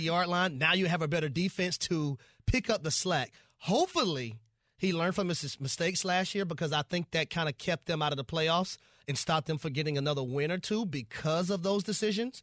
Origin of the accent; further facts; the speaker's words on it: Atlanta, Georgia, United States; I'm from Atlanta